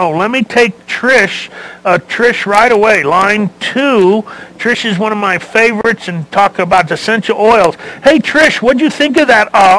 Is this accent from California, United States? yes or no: yes; Los Angeles, California, United States; I was born and raised in Los Angeles. So what did we do? Everything.